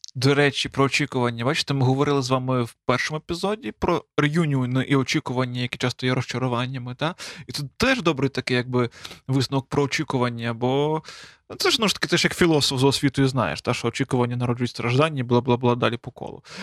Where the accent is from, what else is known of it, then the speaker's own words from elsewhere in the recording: Galicia, Ukraine; ми якби галичани